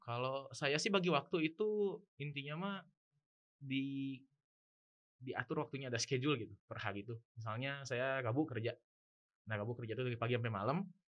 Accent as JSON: {"language": "Indonesian", "town": "Bandung", "region": "West Java", "country": "Indonesia", "said": "saya itu dari Bandung"}